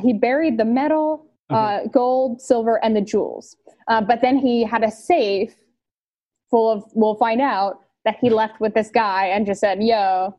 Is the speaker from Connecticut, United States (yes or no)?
no; Virginia, United States; we were both growing up in Virginia